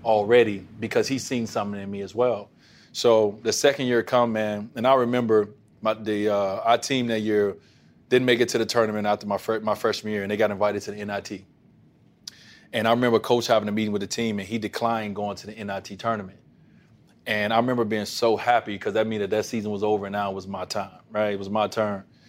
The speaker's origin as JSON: {"language": "English", "town": "Chicago", "region": "Illinois", "country": "United States", "tie": "born or raised there", "also_born_or_lived": "Robbins, Illinois", "moved": "yes", "said": "It was my hometown"}